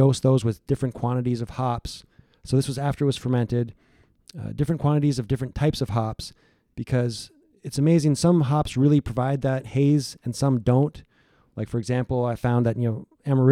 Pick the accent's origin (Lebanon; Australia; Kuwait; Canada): Canada; London, Ontario; moved away as an adult; now in United States; Labatt Brewery in London, Ontario, where I grew up